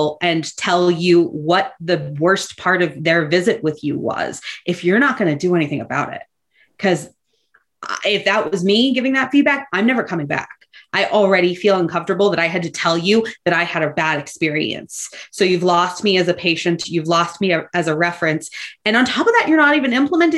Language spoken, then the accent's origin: English; Boston, Massachusetts, United States; I am originally from Boston, Massachusetts, and spent my entire youth there